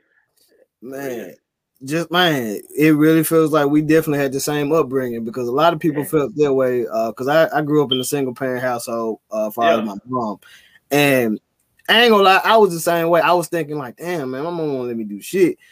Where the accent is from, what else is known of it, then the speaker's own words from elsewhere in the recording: Memphis, Tennessee, United States; a lot of individuals I grew up in Orange Mound